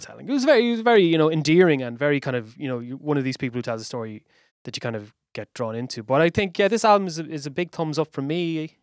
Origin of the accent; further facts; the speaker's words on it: Waterford, Munster, Ireland; I grew up in Waterford